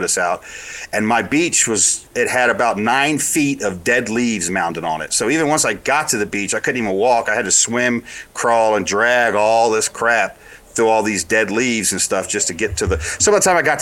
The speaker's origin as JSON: {"language": "English", "region": "Florida", "country": "United States", "tie": "born or raised there", "said": "I grew up in Florida."}